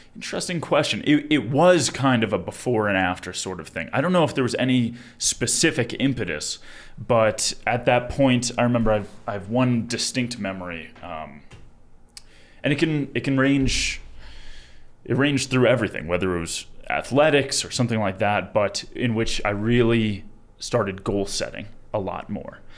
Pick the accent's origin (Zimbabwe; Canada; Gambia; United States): United States; Long Island, New York; moved away as an adult; now in Colorado, United States; I'm from Long Island, New York, originally, born and raised